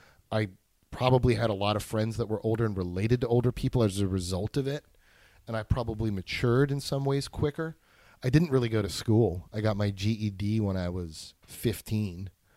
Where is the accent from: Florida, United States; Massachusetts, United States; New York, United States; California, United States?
New York, United States; New York City; But the cool thing about growing up in New York was you had a lot of freedom.